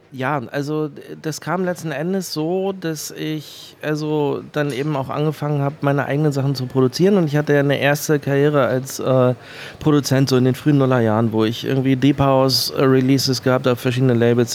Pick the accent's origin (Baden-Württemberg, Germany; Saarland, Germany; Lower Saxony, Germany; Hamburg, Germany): Hamburg, Germany; moved away as an adult; now in Berlin, Germany; ich bin in Hamburg geboren und bin gebürtiger Hamburger. Ich bin aber seit, glaube ich, 1999 in Berlin.